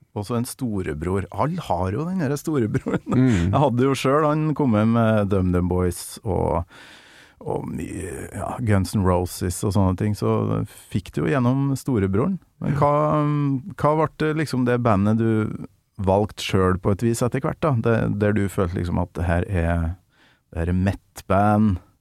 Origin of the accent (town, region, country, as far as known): Kolvereid, Trøndelag, Norway